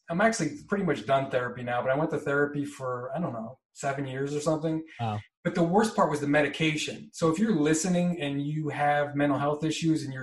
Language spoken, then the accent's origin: English; East Coast, United States; But I'm from the East Coast